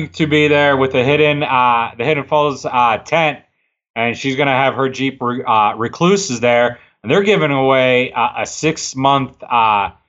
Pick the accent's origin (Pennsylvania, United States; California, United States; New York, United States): Pennsylvania, United States; I'm from Pennsylvania.